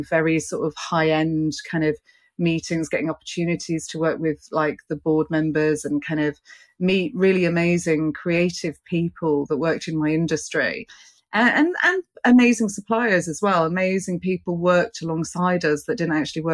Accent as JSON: {"language": "English", "region": "London", "country": "United Kingdom", "said": "I'm here as a British representative today. I'm here from the UK, London"}